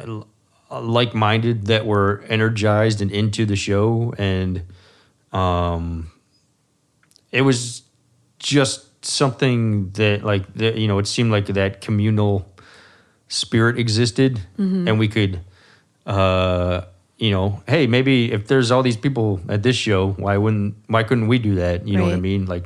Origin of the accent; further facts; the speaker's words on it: New Jersey, United States; moved away as an adult; now in Athens, United States; I'm from New Jersey